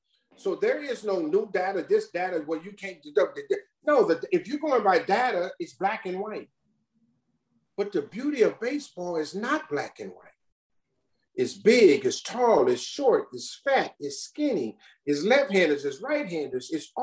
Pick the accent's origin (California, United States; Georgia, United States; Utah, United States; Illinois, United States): California, United States; Los Angeles; we're all from South Central Los Angeles, James included.